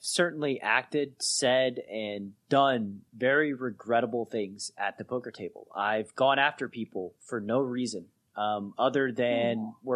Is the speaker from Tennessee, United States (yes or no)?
yes; Chattanooga, Tennessee, United States; I'm from Chattanooga, Tennessee